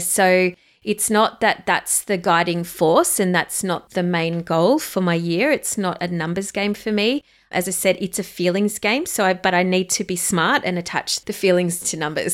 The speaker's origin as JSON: {"language": "English", "country": "Australia", "accent": "Australian", "said": "You can hear it in my accent if you haven't heard, listened to us do before. I am an Aussie girl."}